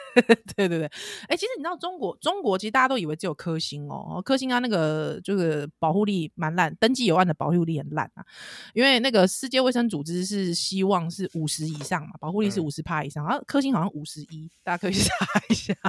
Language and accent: Chinese; Taiwan; 听在我们台湾人耳里很刺耳